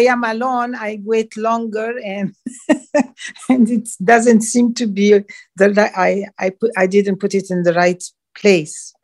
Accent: Montreal, Quebec, Canada; now in St. Pete Beach, United States; I am wow. originally from Montreal, Canada

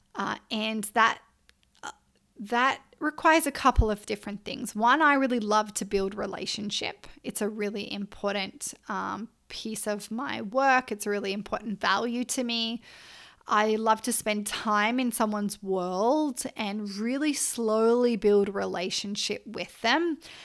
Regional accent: Australia; I'm Australian

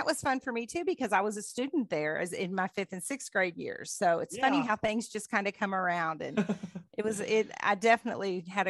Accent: Dayton, Ohio, United States; accent: Northern; now in Kentucky, United States; We were from Dayton, oh, okay. Which is just north of Cincinnati.

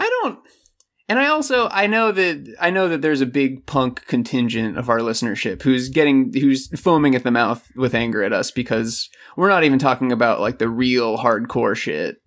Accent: Florida, United States; moved away; I'm born and raised in Florida.

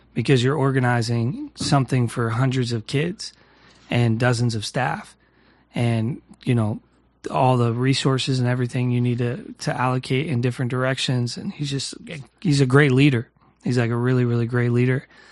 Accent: New Castle, Pennsylvania, United States; my hometown, Newcastle, uh, Pennsylvania

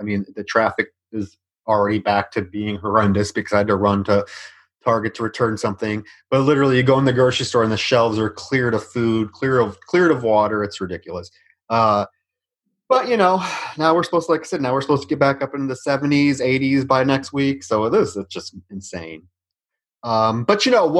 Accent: Iowa, United States; now in Houston, United States; I'm from Iowa

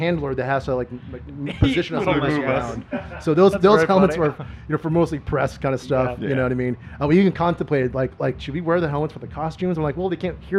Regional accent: Phoenix, Arizona, United States; because we're from Phoenix.

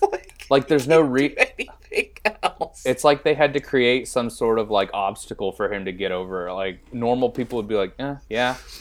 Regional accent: Bakersfield, California, United States; moved away; also born or lived in Bay Area; I'm from the Bakersfield area

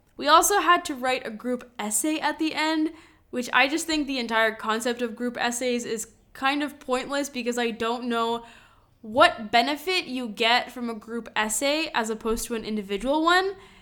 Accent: Madison, Wisconsin, United States; moved away as an adult; also born or lived in Lithuania; now in Segovia, Spain; I grew up in Madison, Wisconsin

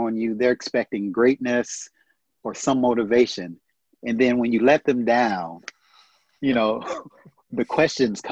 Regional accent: United States; American, I'm from America

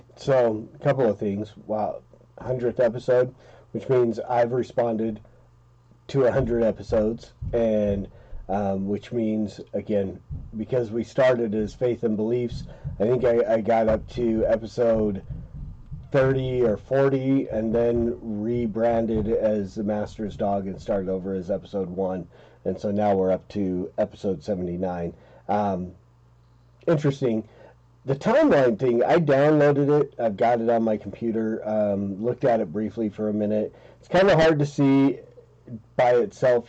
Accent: Utah, United States; I grew up in Utah

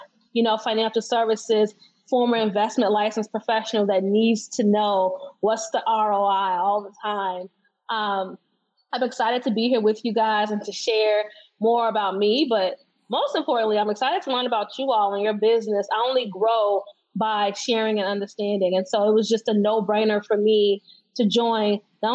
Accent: Chicago, Illinois, United States; I'm from Chicago

